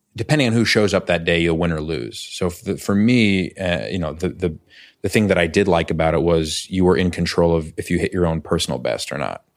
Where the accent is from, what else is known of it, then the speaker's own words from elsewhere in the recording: New York City, New York, United States; moved away as an adult; now in Los Angeles, United States; I grew up in New York City. I grew up in Chelsea